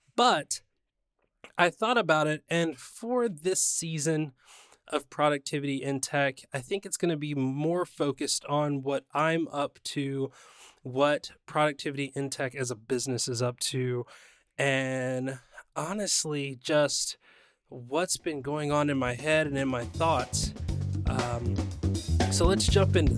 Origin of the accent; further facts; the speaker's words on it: San Diego, California, United States; my hometown of San Diego